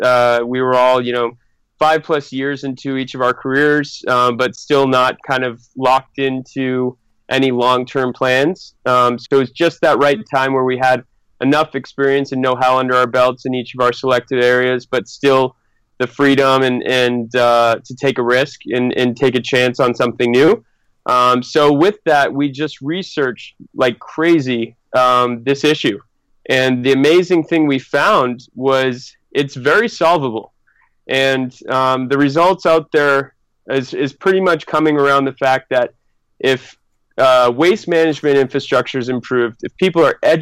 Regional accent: Northeast, United States; Although we're all originally from the Northeast, we actually first met all together on the other side of the world in Sydney, Australia.

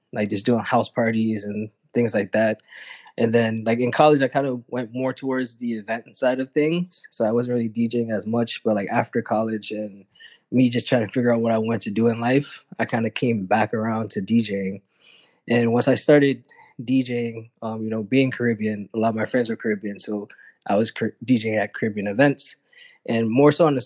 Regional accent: Philadelphia, Pennsylvania, United States; now in Miami, United States; I'm originally from Philly

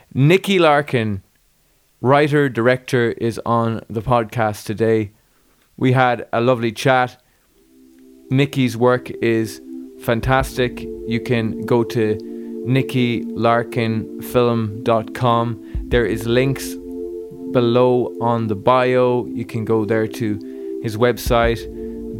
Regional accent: Galway, Connacht, Ireland; I grew up in Galway

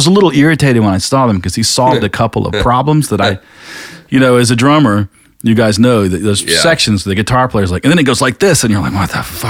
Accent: North Carolina, United States; also born or lived in South Georgia; I was born in North Carolina and moved to South Georgia.

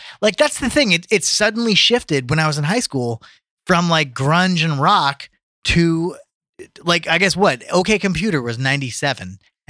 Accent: New Jersey, United States; now in Los Angeles, United States; I'm from Jersey, man.

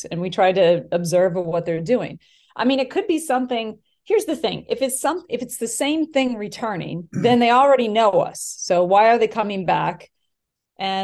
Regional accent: Wisconsin, United States; moved away as an adult; also born or lived in Los Angeles; I went to school for TV and film in the University of Wisconsin because I'm from Wisconsin. And then I moved out

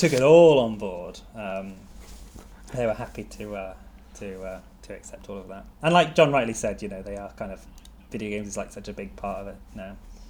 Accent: Devon, South West England, United Kingdom; I'm from Devon.

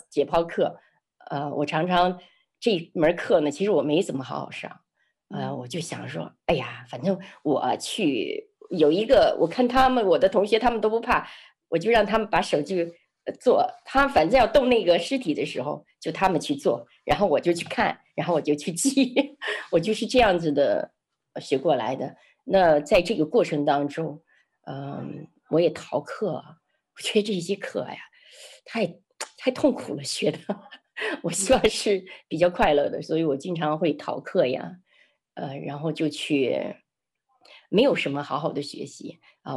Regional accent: Xi'an, Shaanxi, China; moved away; also born or lived in Changsha; 从长沙回到，呃，回到西安，我的家乡

